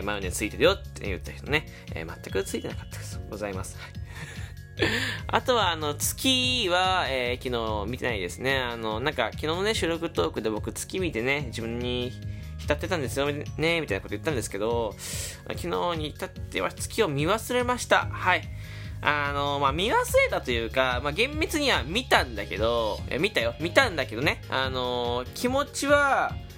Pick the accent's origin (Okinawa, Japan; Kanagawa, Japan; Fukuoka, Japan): Fukuoka, Japan; 僕、福岡で育ったんですけど